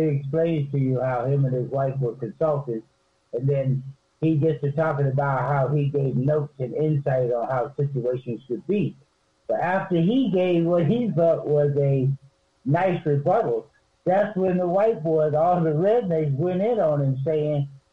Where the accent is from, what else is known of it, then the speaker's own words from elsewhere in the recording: the South, United States; I'm from the South